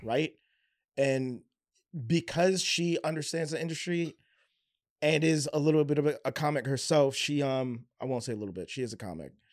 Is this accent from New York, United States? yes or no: no; Baltimore, Maryland, United States; I was from Baltimore